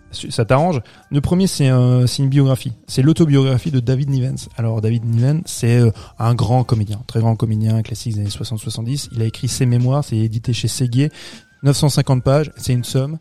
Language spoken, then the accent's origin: French; France; chez nous en France